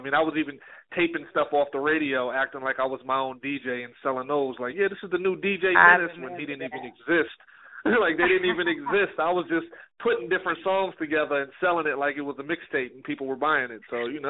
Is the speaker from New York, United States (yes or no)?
yes; New York City, New York, United States; moved away; I'm born and raised in New York City, so you can already imagine what that's like.